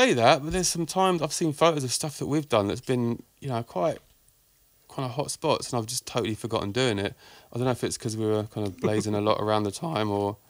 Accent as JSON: {"language": "English", "country": "United Kingdom", "said": "Outside of West London, kind of like West London and then a few steps beyond."}